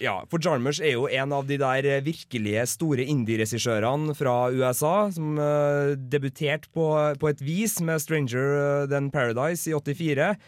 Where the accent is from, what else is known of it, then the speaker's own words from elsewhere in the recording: Klæbu, Trøndelag, Norway; jeg kommer jo fra Klæbu